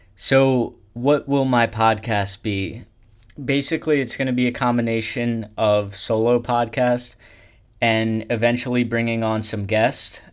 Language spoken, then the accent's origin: English; Pennsylvania, United States; I am from Pennsylvania